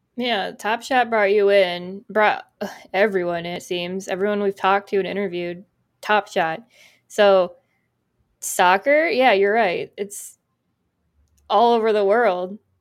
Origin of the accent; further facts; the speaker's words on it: United States; We're American